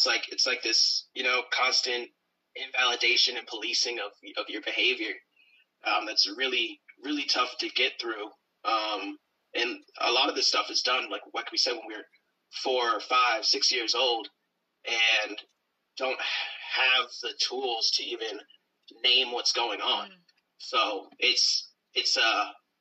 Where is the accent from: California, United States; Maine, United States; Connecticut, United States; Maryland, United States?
Maine, United States; Brewer; In Brewer, where I grew up in Brewer, Maine, we were the only black family, really.